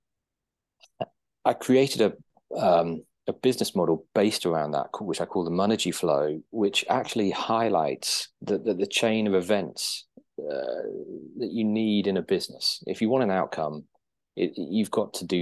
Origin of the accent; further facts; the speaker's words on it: Guernsey; moved away as an adult; also born or lived in United Kingdom; Guernsey boy, but born and brought up in Guernsey, spent my 20s living in the UK.